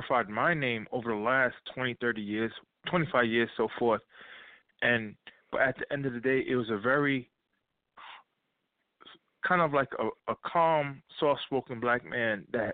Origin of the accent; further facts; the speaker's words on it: Lakeview, New York, United States; I'm just from Lakeview.